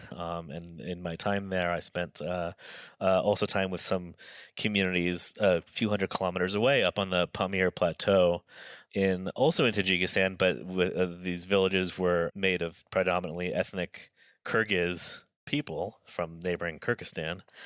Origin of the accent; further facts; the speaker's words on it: Los Angeles, California, United States; I, I grew up in Los Angeles as, as sort of as, as urban, a lifestyle as you can have.